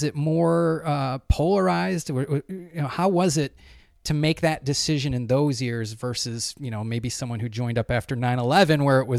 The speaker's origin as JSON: {"language": "English", "town": "Goffstown", "region": "New Hampshire", "country": "United States", "tie": "born or raised there", "said": "Growing up in Goffstown, so I grew up in New Hampshire back in the 80s."}